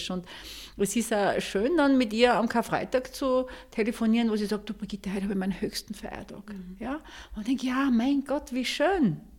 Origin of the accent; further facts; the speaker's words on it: Schärding, Upper Austria, Austria; born there; now in Mondsee, Austria; Ich bin bei den Goldhauben einerseits hier in Monsee, aber auch in meinem Geburtsort in Schering und schätze diese Gemeinschaft sehr